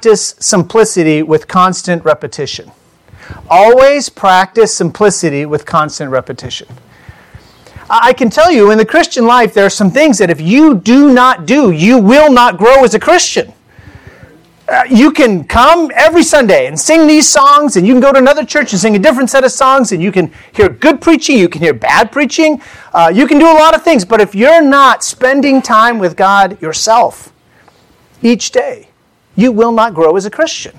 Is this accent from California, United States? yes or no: yes; California, United States; also born or lived in Indiana; we're from California